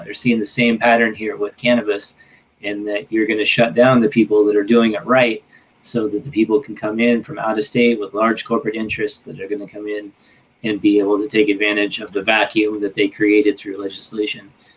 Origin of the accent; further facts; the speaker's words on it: Northern California, United States; moved away; in my hometown in Northern California